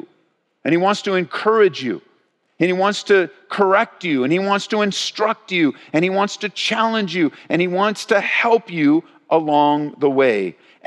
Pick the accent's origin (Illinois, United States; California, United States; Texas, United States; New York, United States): California, United States; moved away as an adult; As we grew up in Southern California